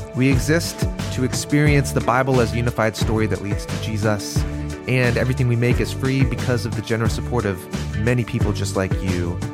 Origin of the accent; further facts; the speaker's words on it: Malaysia; I'm from Malaysia.